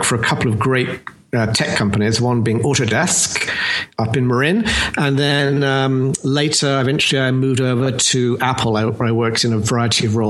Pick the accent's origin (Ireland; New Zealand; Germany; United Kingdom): United Kingdom; London; accent: British; now in United States; I am in fact from London, as you may have correctly surmised. But I've been actually living here in the US since 86